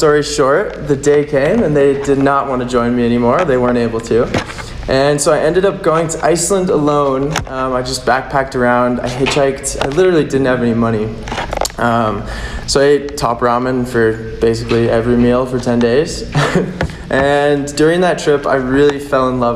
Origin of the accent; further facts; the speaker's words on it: Manitou Springs, Colorado, United States; I grew up in Colorado, down in Manitou